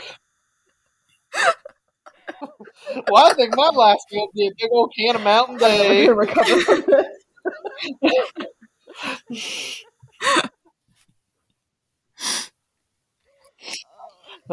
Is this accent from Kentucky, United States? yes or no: no; West Virginia, United States; I'm from West Virginia